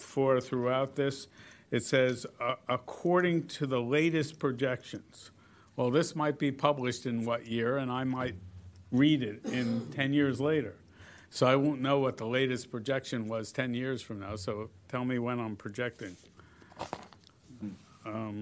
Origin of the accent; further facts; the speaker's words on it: New Jersey, United States; moved away; I am from New Jersey